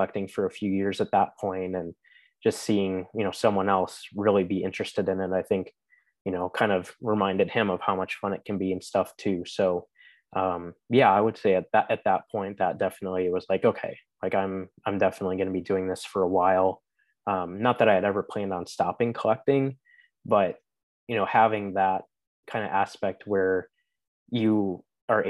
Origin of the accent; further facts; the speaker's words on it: Chicago, Illinois, United States; moved away as an adult; also born or lived in Indiana; growing up in Chicago with hockey, it wasn't as common